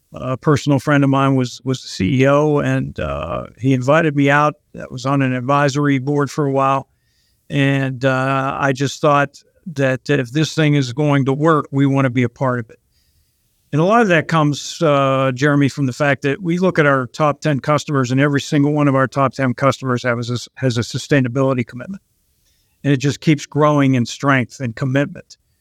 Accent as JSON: {"language": "English", "town": "Pittsburgh", "region": "Pennsylvania", "country": "United States", "also_born_or_lived": "Long Island, New York", "said": "I'm actually originally from Pittsburgh"}